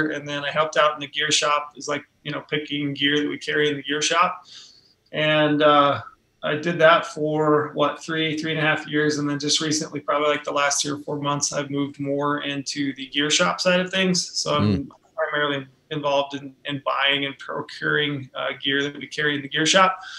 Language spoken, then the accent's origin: English; Southern Utah, United States; I grew up hunting in the West. my dad and mom, they moved from Indiana. And when they first moved out here, they moved to this little town in Southern Utah.